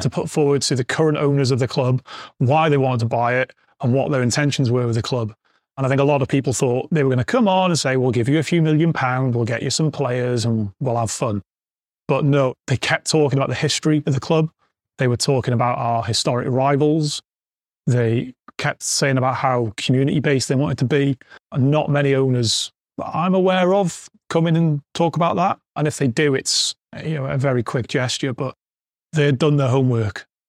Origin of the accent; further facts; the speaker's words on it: Wrexham, Wales, United Kingdom; I'm a Wrexham fan, Wrexham born and bred, working at my hometown club's a, a dream